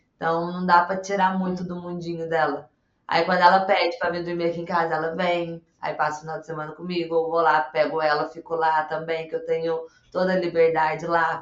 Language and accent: Portuguese; south of Minas Gerais, Brazil; sou aqui do sul de Minas Gerais